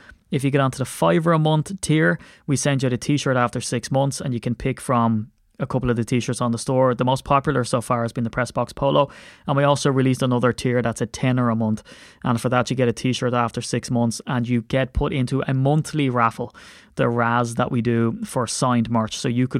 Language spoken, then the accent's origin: English; Ireland; it's spur of the moment, and I'm so Irish, so I'm going to run my mouth anyway.